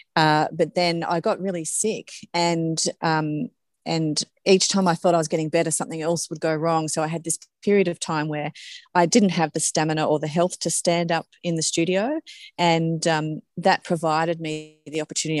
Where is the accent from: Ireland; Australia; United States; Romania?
Australia; Forbes, New South Wales; moved away; I was from Forbes originally